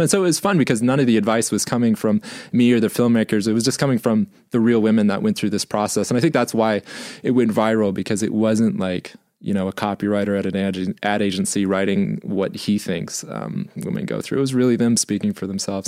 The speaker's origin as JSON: {"language": "English", "region": "Missouri", "country": "United States", "tie": "born or raised there", "said": "growing up in Missouri"}